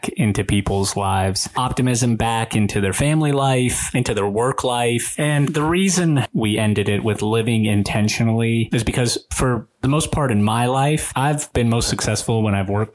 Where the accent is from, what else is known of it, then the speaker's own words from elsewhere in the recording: Atlanta, Georgia, United States; also born or lived in Rostov-on-Don, Russia / Washington State; grew up in Atlanta